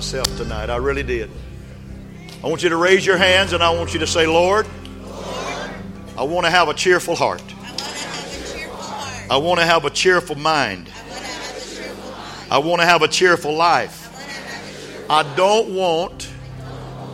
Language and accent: English; West Texas, United States; I grew up in West Texas